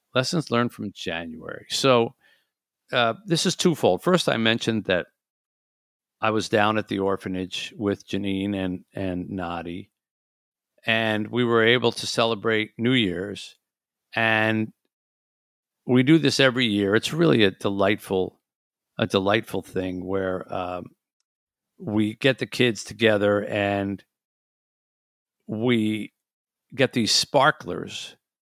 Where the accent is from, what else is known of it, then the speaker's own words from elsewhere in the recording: Detroit, Michigan, United States; my hometown of Detroit was lit up with football